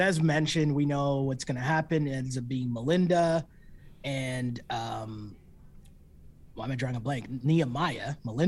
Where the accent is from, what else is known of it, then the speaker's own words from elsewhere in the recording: Toronto, Ontario, Canada; we're from Toronto